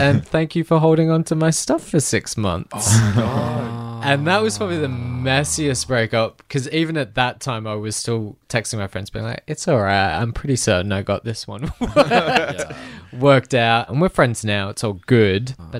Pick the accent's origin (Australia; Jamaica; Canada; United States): Australia; Adelaide, South Australia; moved away; Adelaide, which is also my hometown, which is also one of my least favorite places in the world.